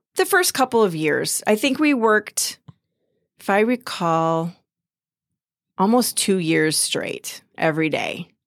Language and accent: English; Lake City, Minnesota, United States; I grew up in Lake City, down on Lake Pepin.